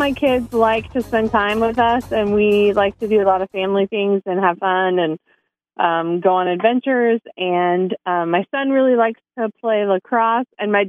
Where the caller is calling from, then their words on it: Bentonville, Arkansas, United States; I'm calling from Bentonville.